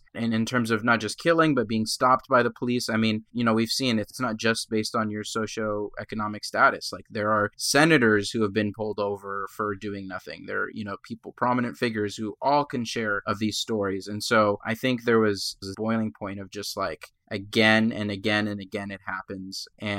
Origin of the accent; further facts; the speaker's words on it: Egypt; born there; moved away; I'm a person of color. I was an immigrant. I was born in Egypt, but I'm not black.